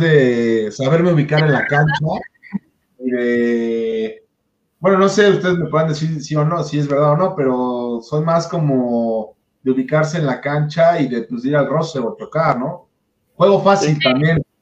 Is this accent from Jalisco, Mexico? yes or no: no; Puebla, Mexico; now in Mexico City, Mexico; yo soy de Puebla